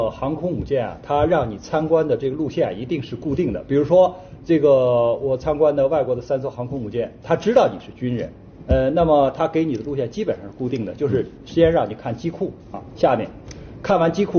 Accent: China; 那就是说，我们中国人从此站起来

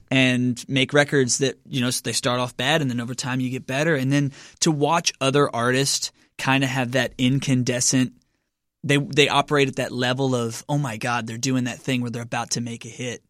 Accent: Lebanon, Kentucky, United States; now in Nashville, United States; I'm from Kentucky originally

